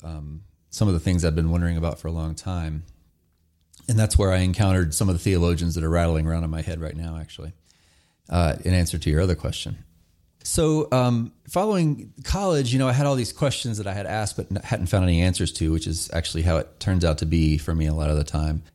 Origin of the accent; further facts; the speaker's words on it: North Carolina, United States; I grew up in very rural North Carolina